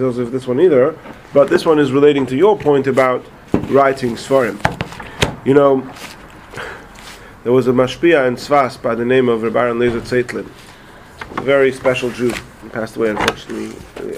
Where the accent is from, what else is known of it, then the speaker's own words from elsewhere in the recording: England, United Kingdom; moved away; I was from England, and I wasn't so familiar with the American way of speaking